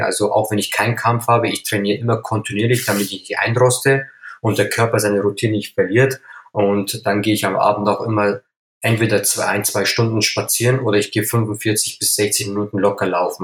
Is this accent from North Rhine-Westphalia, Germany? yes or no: no; Upper Palatinate, Bavaria, Germany; Ich bin ein gebürtiger Oberpfälzer, äh, stamme aus einer türkischen Familie